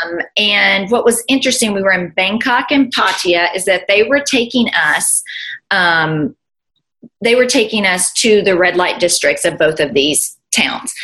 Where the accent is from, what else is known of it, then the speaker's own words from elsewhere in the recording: United States; also born or lived in Bowling Green; now in Nashville, United States; we're all American